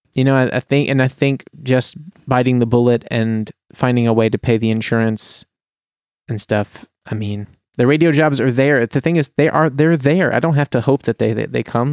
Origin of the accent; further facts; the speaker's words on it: United States; now in Germany; as an American